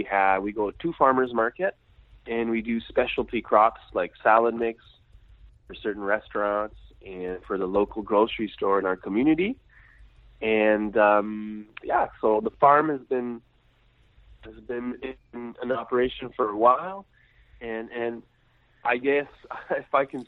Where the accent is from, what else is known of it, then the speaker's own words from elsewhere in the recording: Quebec, Canada; I'm French Canadian. So I live in Quebec, Canada